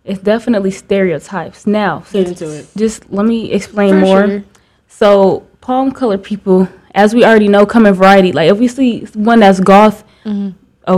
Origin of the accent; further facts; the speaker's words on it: Iowa, United States; I'm from Iowa